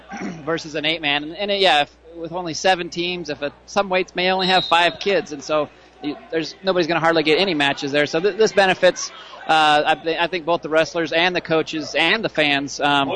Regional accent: Nebraska, United States; now in Kearney, United States; Rose, Nebraska. My current address.

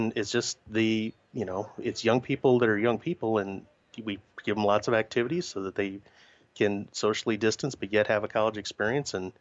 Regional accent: Iowa, United States; now in Nebraska, United States; I grew up in Iowa

